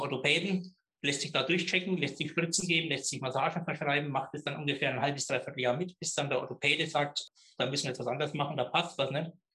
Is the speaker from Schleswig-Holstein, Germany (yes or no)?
no; Middle Franconia, near Schwabach, Bavaria, Germany; accent: Middle Franconian; komme aus Mittelfranken, aus einem kleinen Ort, äh, Rohe bei Schwabach und Schwabach wiederum in der Nähe von Nürnberg, ein richtiger Mittelfranke lässt sich vom Dialekt auch nicht ganz so verbergen.